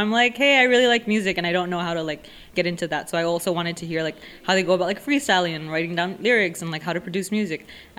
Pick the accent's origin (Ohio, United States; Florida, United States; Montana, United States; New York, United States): New York, United States; Bronx; how to like deal with conflict with the cops and growing up in the South Bronx and like all those issues.